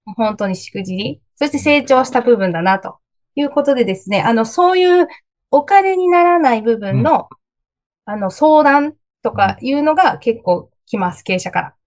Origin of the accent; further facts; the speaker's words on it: Oita, Japan; now in Tokyo, Japan; 大分出身なんですけど、東京に出てきて